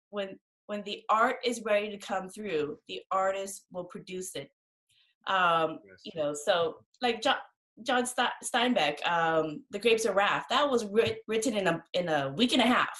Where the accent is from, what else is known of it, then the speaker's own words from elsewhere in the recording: Laos; now in Seattle, United States; I'm Laotian, and I was raised in the Buddhist tradition